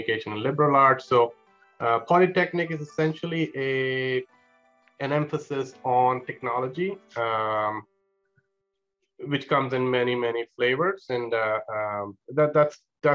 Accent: Mumbai, Maharashtra, India; moved away as an adult; also born or lived in East Lansing, Michigan, United States; now in San Luis Obispo, United States; I am from India. I was born and raised. Pretty much all my time was in Mumbai

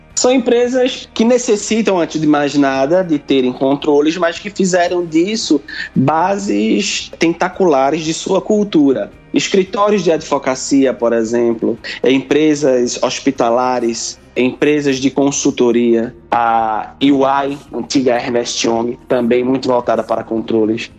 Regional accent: Pernambuco, Brazil; sou pernambucano, nascido e criado, como costumamos dizer por aqui

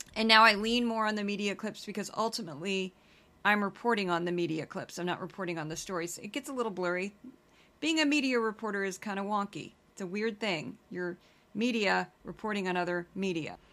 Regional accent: Midwest, United States; I do my Midwestern voice, you know, 'cause I'm from the Midwest

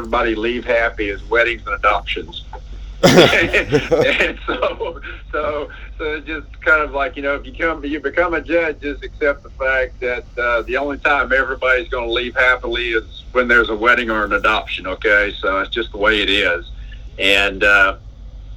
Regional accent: East Texas, United States; I grew up in East Texas. I'm a carpenter's son.

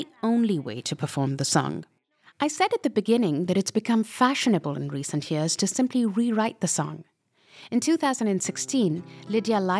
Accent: Pakistan; moved away; I come from Pakistan and I've grown up with Bollywood films of, you know, 70s and 80s.

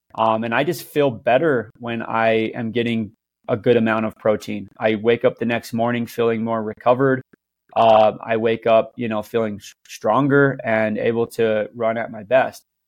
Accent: Cedar City, Utah, United States; I'm from Cedar City, Utah

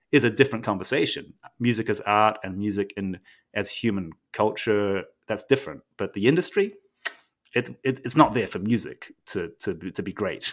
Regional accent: New Zealand; also born or lived in Japan; now in United States; I grew up in New Zealand and partly between Japan and New Zealand, but mostly in New Zealand

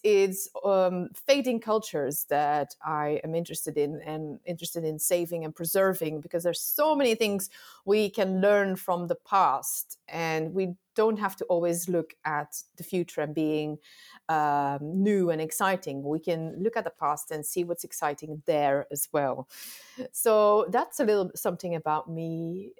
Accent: Antwerp, Flanders, Belgium; I am from Belgium, from Flanders, Antwerp

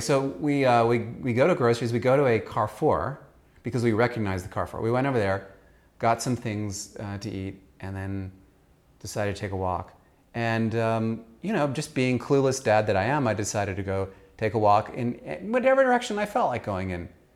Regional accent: Austria; moved away; I grew up in Austria

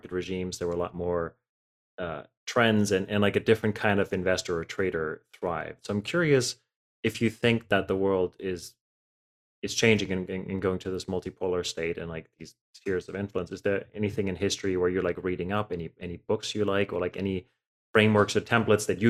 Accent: Germany; moved away; I grew up in Germany

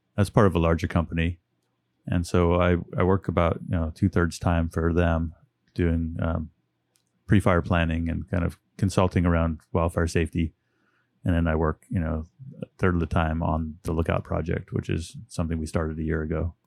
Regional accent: Westwood, California, United States; moved away as an adult; also born or lived in Oakland, California; now in Chico, United States; I was born in Oakland, California. And then, uh, my parents moved up to Northeastern California when I was about five

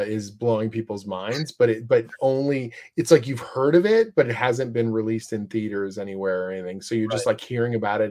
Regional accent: Oshawa, Ontario, Canada; I grew up outside of Toronto, little city called Oshawa.

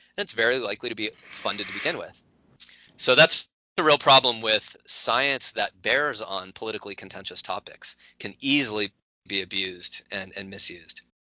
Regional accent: California, United States; the state of California, my home state.

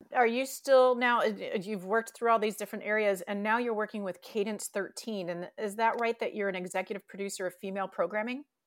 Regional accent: Detroit, Michigan, United States; something that Lauren and I have in common is we're both from the Detroit metro area

